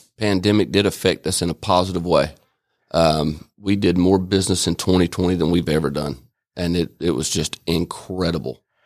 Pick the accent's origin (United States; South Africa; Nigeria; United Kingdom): United States; Albany, Georgia; moved away as an adult; also born or lived in Atlanta, Georgia; now in Rome, United States; I was born in Albany, Georgia, and, uh, was raised up there